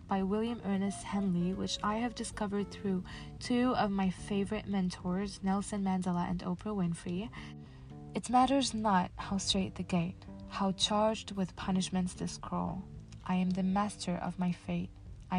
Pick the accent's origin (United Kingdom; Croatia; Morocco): Morocco; Casablanca, Casablanca-Settat; I was born and raised in Casablanca, Morocco